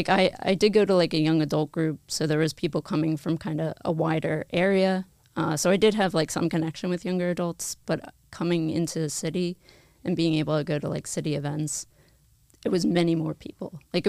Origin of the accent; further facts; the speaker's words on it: Bucks County, Pennsylvania, United States; I grew up in the area. I grew up in Bucks County. I have been Catholic my whole life. I was baptized as a baby, cradle Catholic, and, you know, practicing Catholic throughout my life.